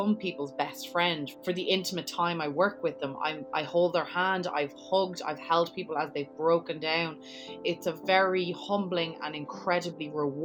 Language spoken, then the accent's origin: English; Dublin, Leinster, Ireland; moved away as an adult; now in New York, United States